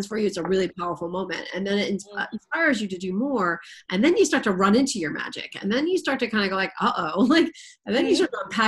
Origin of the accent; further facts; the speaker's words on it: Boston, Massachusetts, United States; I'm from the Boston area